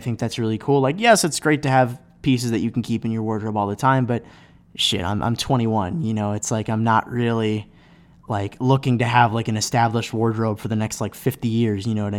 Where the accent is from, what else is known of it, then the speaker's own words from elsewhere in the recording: Cleveland, Ohio, United States; now in Chicago, United States; But I live in Chicago. I'm from Cleveland. Go Browns.